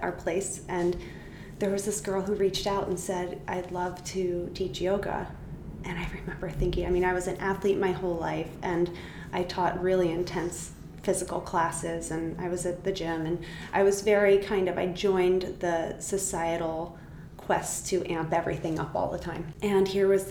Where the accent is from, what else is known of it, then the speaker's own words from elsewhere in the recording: New Jersey, United States; I grew up in New Jersey